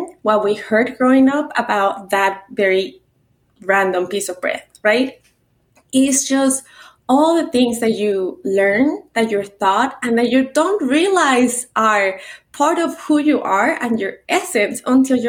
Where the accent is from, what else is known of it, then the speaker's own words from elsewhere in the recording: Mexico City, Mexico; English is a second language; now in United States; I was born and raised in Mexico City in a very traditional culture with a very traditional dad. I moved to the States without speaking the language